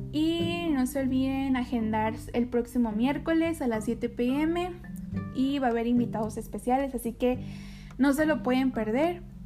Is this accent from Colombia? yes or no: no; Mexico; also born or lived in Nogales, Sonora; yo soy mexicana